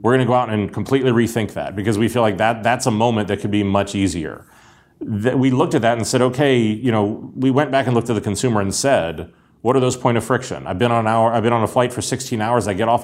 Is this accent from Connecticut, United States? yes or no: no; Pittsburgh, Pennsylvania, United States; born or raised there